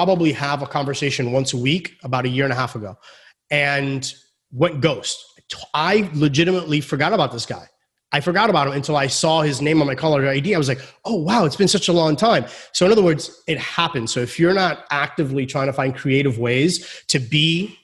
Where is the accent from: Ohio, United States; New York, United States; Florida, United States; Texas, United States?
Florida, United States; I was born here in Florida